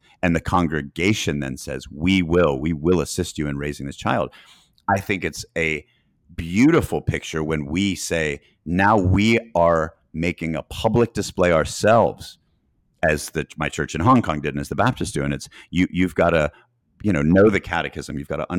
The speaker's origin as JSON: {"language": "English", "town": "Boston", "region": "Massachusetts", "country": "United States", "tie": "born or raised there", "also_born_or_lived": "Chattanooga, Tennessee / Greenville, South Carolina / Knoxville, Tennessee / Atlanta, Georgia", "said": "I was born in Chattanooga, but I lived in Boston, Massachusetts as a kid, then Greenville, South Carolina, then Knoxville, Tennessee. And then I lived in Atlanta before going in the Marines"}